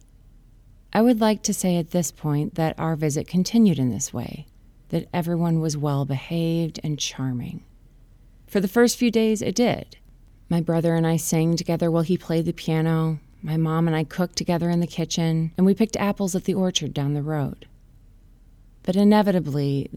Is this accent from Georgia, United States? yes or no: no; Minneapolis, Minnesota, United States; moved away as an adult; also born or lived in Wisconsin / Oakland, California; I spent the first 18 years of my life in Minneapolis